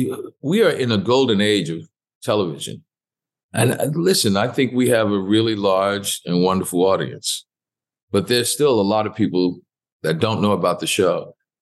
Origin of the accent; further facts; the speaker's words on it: New Orleans, Louisiana, United States; Treme, because that's my hometown.